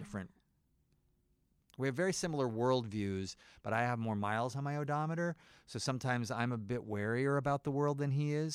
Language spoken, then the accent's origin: English; Nebraska, United States; moved away; I'm from Nebraska.